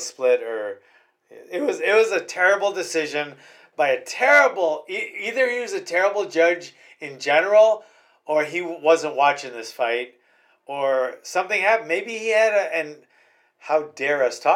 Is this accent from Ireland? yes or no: no; Hawaii, United States; I'm from Hawaii